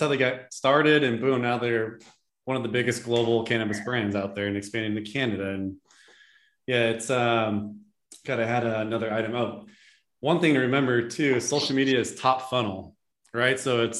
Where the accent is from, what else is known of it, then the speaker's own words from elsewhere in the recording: California, United States; I mean, I'm from the Bay Area, and I mean, there's millions of people in that larger San Francisco Bay Area.